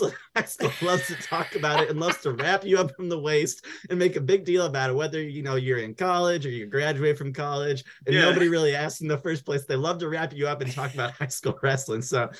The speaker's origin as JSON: {"language": "English", "town": "Buffalo", "region": "New York", "country": "United States", "said": "Upstate, I'm from Buffalo."}